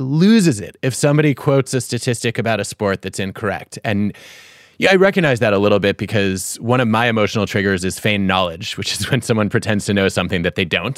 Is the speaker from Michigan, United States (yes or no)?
yes; Detroit, Michigan, United States; my hometown sports columnist growing up. And I remember reading about the Fab Five in the Detroit Free Press